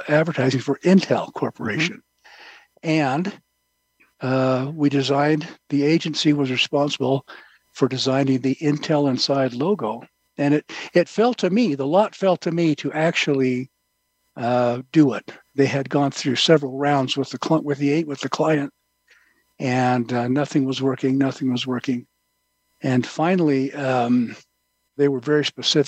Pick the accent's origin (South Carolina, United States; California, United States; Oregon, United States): Oregon, United States; Ontario; I was born in Ontario, Oregon